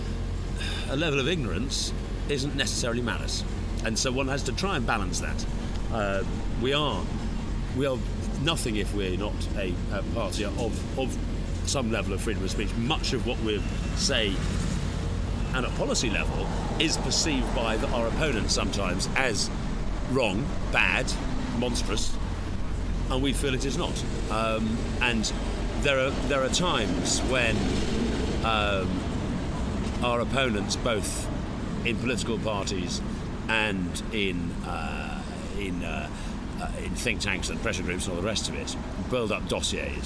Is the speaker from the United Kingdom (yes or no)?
yes; England, United Kingdom; We're English